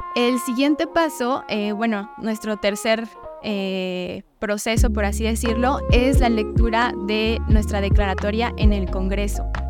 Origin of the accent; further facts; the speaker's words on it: Tuxtla Gutiérrez, Chiapas, Mexico; somos acá de Tuxtla, la mayoría, y chiapanecos